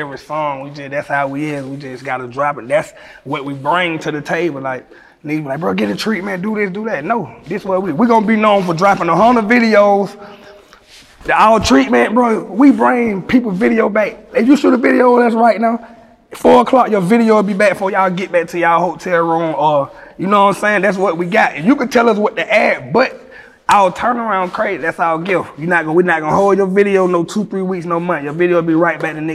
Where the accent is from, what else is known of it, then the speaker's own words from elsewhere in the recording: Atlanta, Georgia, United States; I'm from Atlanta with all the stars